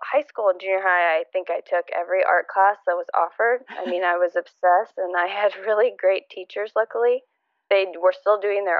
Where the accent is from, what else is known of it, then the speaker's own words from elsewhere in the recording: Indiana, United States; also born or lived in Michigan / Ohio / Texas; I was born in Michigan. We moved a few states around Indiana, Ohio, lived in Texas for a little bit. And then ultimately we moved back up to Indiana